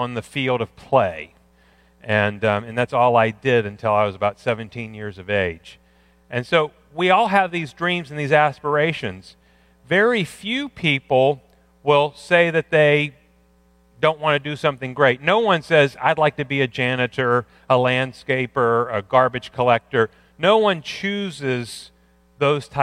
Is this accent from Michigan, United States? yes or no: no; Pittsburgh, Pennsylvania, United States; I grew up in Pittsburgh